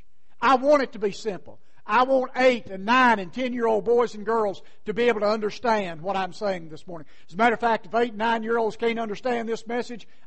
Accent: Pearisburg, Virginia, United States; also born or lived in Wise County, Virginia / Lynchburg, Virginia; I'm just an old country fella from Parisburg, out in Giles County, on the Virginia, West Virginia line

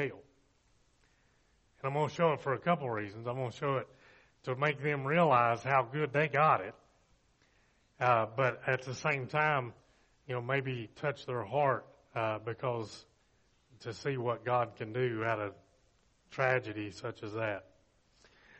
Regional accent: Bristol, Virginia, United States; I grew up in Bristol, graduated from Virginia High

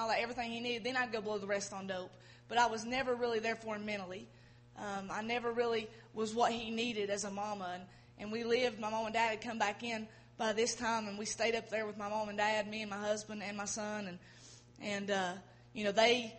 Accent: Erwin, Tennessee, United States; growing up in Irwin, Irwin's a small town, everybody knows everybody

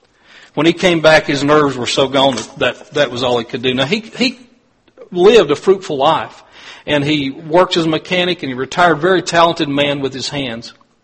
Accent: Clintwood, Virginia, United States; I grew up in Clintwood

